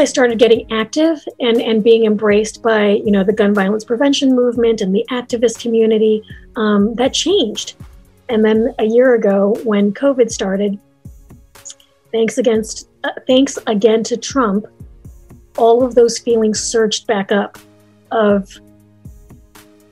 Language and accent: English; Chicago, Illinois, United States; Chicago. I am an American. I was born in the States